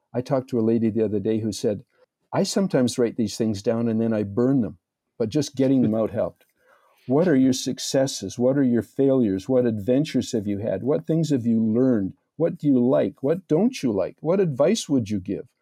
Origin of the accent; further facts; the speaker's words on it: Red Deer, Alberta, Canada; I'm a good Canadian boy, born and raised in Red Deer